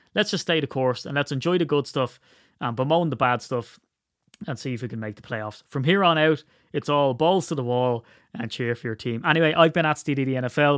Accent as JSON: {"language": "English", "country": "Ireland", "said": "I'm Irish"}